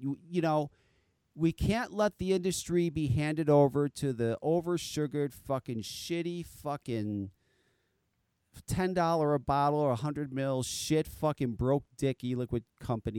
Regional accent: East Coast, United States; I'm from the East Coast

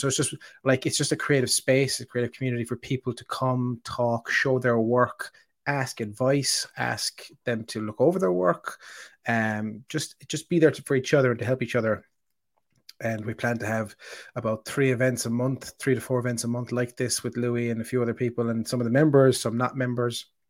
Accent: Ireland; I'm the Irish person

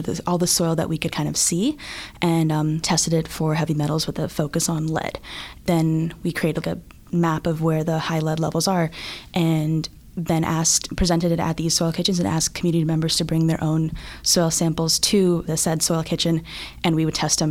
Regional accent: Houston, Texas, United States; moved away as an adult; also born or lived in Bangladesh; now in Philadelphia, United States; I'm from Houston, Texas. I grew up in Texas, but I was born in Bangladesh.

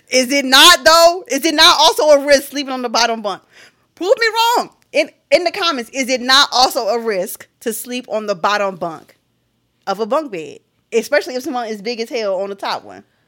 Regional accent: Philadelphia, Pennsylvania, United States; as someone from Philadelphia

